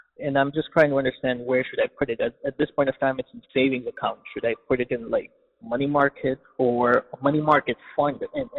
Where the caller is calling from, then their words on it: Washington, District of Columbia, United States; I'm from Washington, D.C.